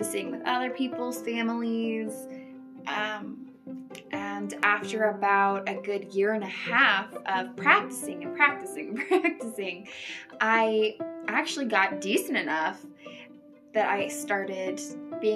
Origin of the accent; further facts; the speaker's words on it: Coeur d'Alene, Idaho, United States; moved away as an adult; now in Mountain Home, United States; I am from the Coeur d'Alene area up in northern Idaho.